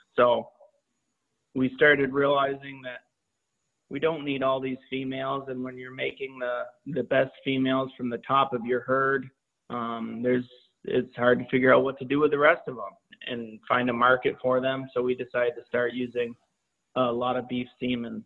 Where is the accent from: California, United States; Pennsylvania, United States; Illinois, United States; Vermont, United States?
Vermont, United States; I grew up here in Vermont